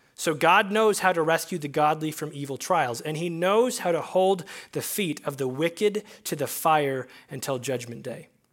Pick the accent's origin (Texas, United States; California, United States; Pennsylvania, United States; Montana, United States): Montana, United States; Billings; I've been here at Faith Chapel my whole life. I grew up in Billings.